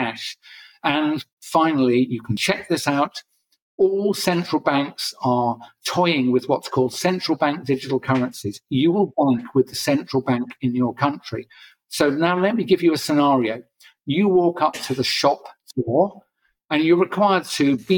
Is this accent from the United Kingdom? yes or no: yes; England, United Kingdom; I'm an English guy